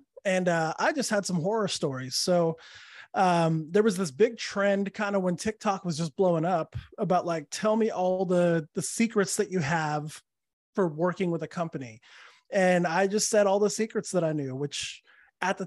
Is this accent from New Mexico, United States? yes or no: yes; Santa Fe, New Mexico, United States; moved away as an adult; also born or lived in Los Angeles / New Orleans / Austin, Texas; now in Orlando, United States; Born and raised in Santa Fe.